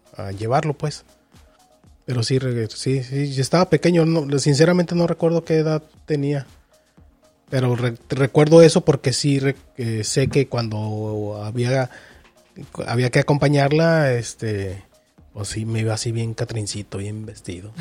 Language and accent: Spanish; Mexico; nosotros que somos de México.